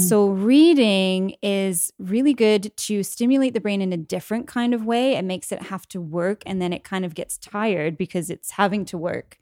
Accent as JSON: {"language": "English", "region": "England", "country": "United Kingdom", "tie": "born or raised there", "moved": "yes", "said": "I'm English, born in England, grew up in England"}